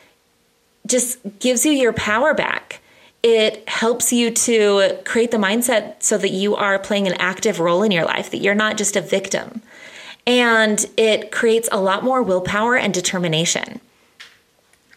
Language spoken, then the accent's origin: English; United States; as an American